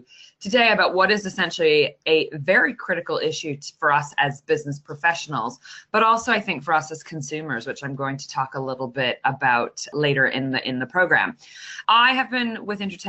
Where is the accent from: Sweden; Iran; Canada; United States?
Canada; I'm a Canadian